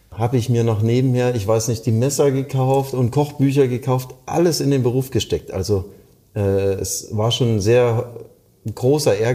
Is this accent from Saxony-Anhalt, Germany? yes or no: yes; Halle, Saxony-Anhalt, Germany; born there; now in Baden-Baden, Germany; ich komme aus gebürtig aus dem Osten Deutschlands, aus Halle-Saale und bin dann ins äh, 750 Kilometer entfernte Baden-Baden gegangen